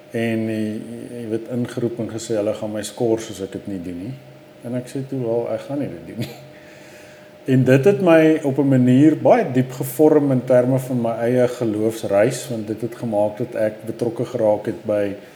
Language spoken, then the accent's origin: Afrikaans; Johannesburg, Gauteng, South Africa; ek het bly al in hierdie neighborhood eh, vir amper 44 jaar